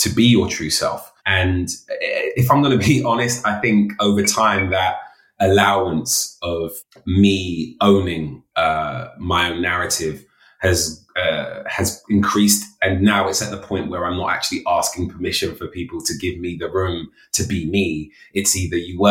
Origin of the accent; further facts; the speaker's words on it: London, United Kingdom; a young man of color growing up in London in the inner city